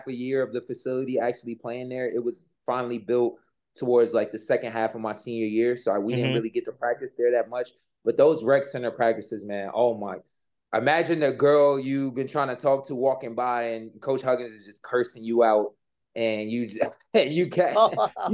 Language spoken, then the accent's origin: English; New York, United States; now in Japan; I'm from New York